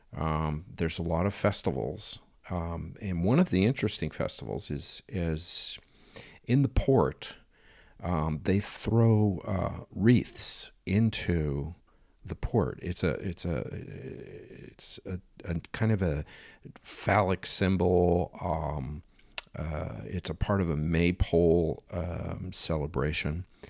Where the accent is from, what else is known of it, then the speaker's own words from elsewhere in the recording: United States; being an American